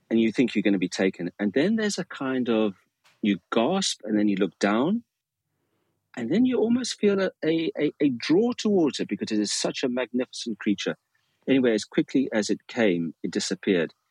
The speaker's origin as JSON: {"language": "English", "town": "Cape Town", "region": "Western Cape", "country": "South Africa", "tie": "born or raised there", "said": "and growing up in Cape Town, also one one learns to to love swimming because uh, on either side uh, you have magnificent places to swim."}